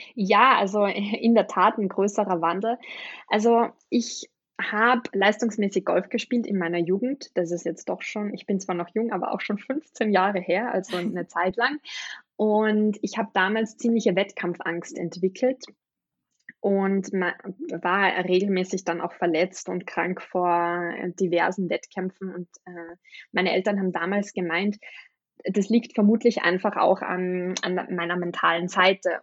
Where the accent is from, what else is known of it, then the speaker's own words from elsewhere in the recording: Austria; ich bin aus Österreich